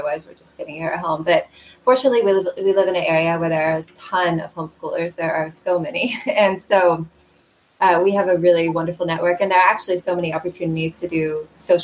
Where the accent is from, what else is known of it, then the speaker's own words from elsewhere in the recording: Kansas City, United States; I'm from the Kansas City area. I grew up in suburban Kansas City